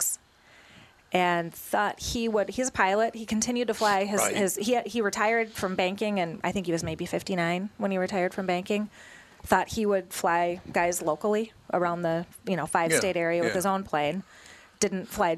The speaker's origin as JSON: {"language": "English", "town": "Edina", "region": "Minnesota", "country": "United States", "tie": "born or raised there", "said": "Growing up, I grew up in Edina"}